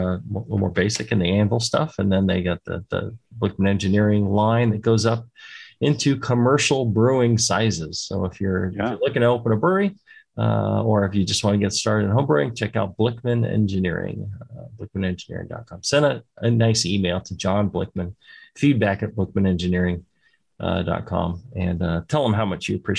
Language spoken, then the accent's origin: English; United States; as an American